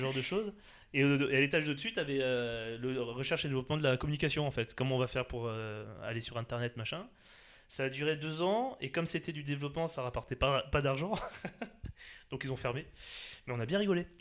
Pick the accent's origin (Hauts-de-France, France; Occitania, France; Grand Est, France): Grand Est, France; Alsace; moved away as an adult; now in Paris, France; j'ai passé toute ma jeunesse en Alsace. Voilà, je suis sur Paris depuis 2006.